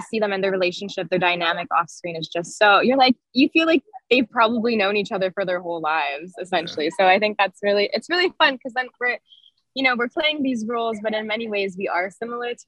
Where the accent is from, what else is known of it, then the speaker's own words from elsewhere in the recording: Toronto, Ontario, Canada; I grew up in Toronto. I was born and raised there